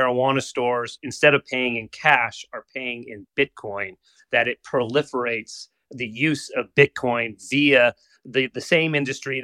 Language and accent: English; Washington, United States; I'm from Washington State